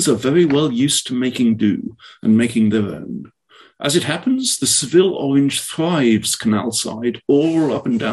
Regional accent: Oxford, South East England, United Kingdom; now in California, United States; I am from Oxford

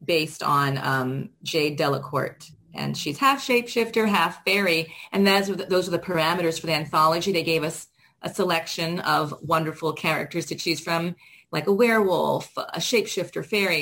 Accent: Miami, Florida, United States; moved away; I'm originally from Miami

